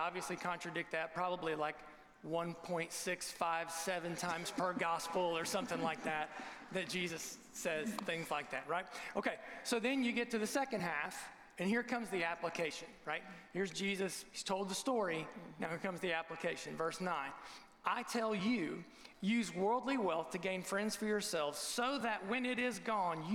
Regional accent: Southern Ohio, United States; Jeff was my student pastor growing up in Southern Ohio

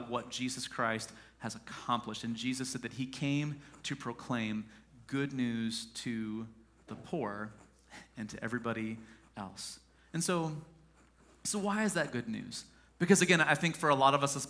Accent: Mount Vernon, United States; I'm from Mount Vernon originally

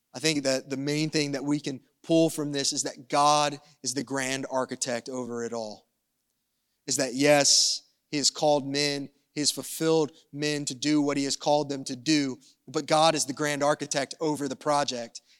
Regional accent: the South, United States; I'm from the South

